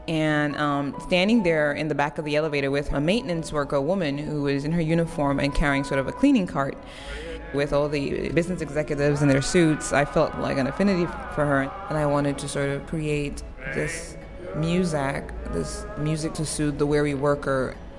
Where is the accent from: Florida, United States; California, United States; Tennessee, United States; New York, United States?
New York, United States; where I grew up in the Bronx